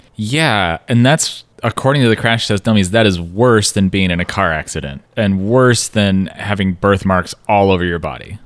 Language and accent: English; Pacific Northwest, United States; a white guy who grew up in the Pacific Northwest.